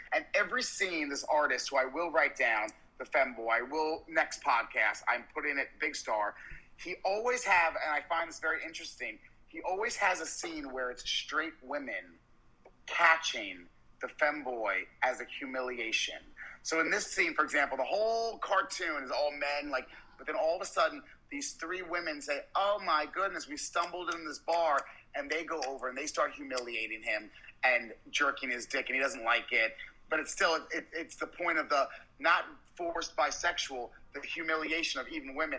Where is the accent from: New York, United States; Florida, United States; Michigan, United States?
New York, United States; New York City; moved away as an adult; also born or lived in the South; I'm from New York my whole life